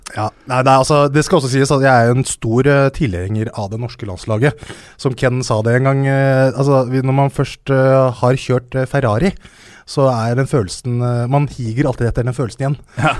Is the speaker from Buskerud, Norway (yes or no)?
yes; Hønefoss, Buskerud, Norway; jeg kommer fra Hønefoss. Jeg kommer fra en bygd som heter Haugsbygd